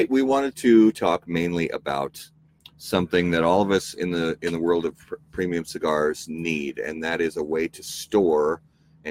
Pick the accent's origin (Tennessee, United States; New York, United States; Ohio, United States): Ohio, United States; near Cincinnati; moved away; I grew up near Cincinnati and went to quite a few Reds games as a kid.